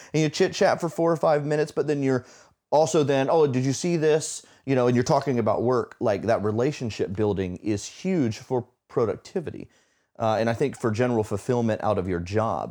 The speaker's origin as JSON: {"language": "English", "region": "Florida", "country": "United States", "tie": "born or raised there", "moved": "yes", "said": "I grew up in Florida, which is true, 'cause we don't have seasons"}